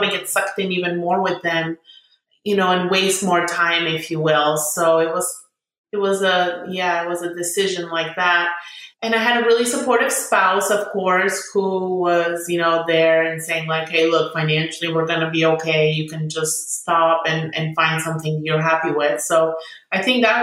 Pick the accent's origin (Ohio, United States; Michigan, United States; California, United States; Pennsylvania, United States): California, United States; San Diego; also born or lived in Bulgaria; now in Sacramento, United States; we came in 1995 and we were in San Diego